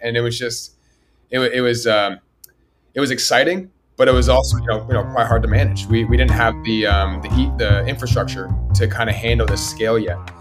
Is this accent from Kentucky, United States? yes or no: no; Berkeley, California, United States; moved away as an adult; now in Los Angeles, United States; I grew up in Berkeley, California.